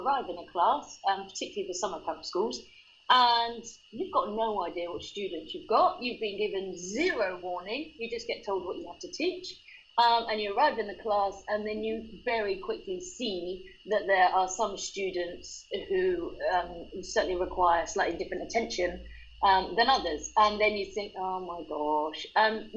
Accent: England, United Kingdom; moved away as an adult; also born or lived in Spain; As you can hear, I'm from England, but I taught English abroad

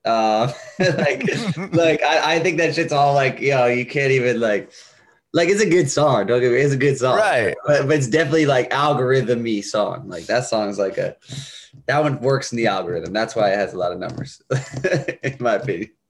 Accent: Bridgeport, Connecticut, United States; I was born in Connecticut, um, Bridgeport, Connecticut, and I was raised there as well

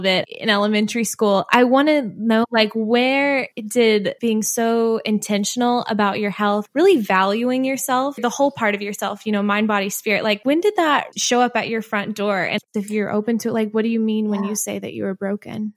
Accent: outside of Columbia, Missouri, United States; I'm from Missouri too. So mm. I grew up outside of Columbia, Missouri

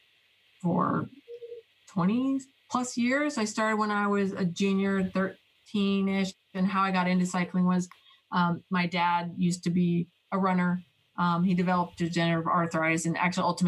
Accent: Boulder, Colorado, United States; I grew up in Colorado, Boulder, Colorado

